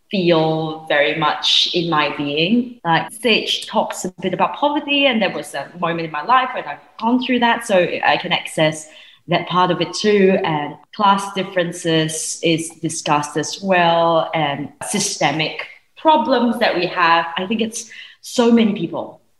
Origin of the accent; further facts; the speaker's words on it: Singapore; I grew up in Singapore.